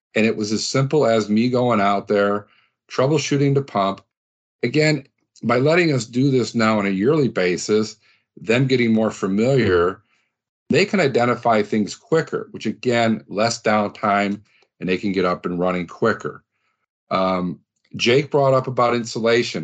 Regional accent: Midwest, United States; we're both from the Midwest

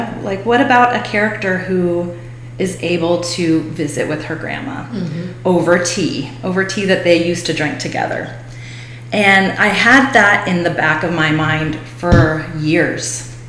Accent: Pasadena, California, United States; moved away as an adult; also born or lived in Skiatook, Oklahoma / Los Angeles, California; now in Osage County, Oklahoma, United States; I'm from the Pasadena area near the Rose Bowl of Southern California.

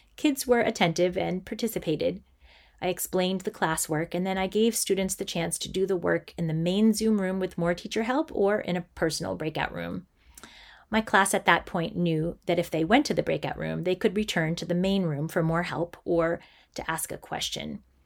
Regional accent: Massachusetts, United States; I'm an elementary school teacher who grew up in a small town in Massachusetts

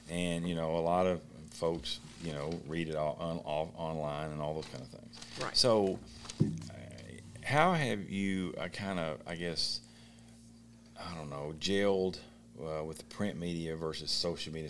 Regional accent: Beattyville, Kentucky, United States; moved away; I'm from Beattyville, Kentucky.

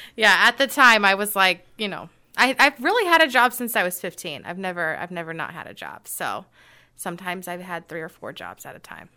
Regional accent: Carmel, Indiana, United States; I was actually raised in Carmel

